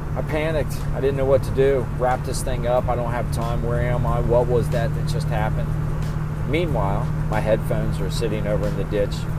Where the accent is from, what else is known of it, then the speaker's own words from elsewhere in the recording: Cherry Grove, Ohio, United States; But I'm actually from 18, 20 miles east of Cincinnati. I grew up in a town called Cherry Grove.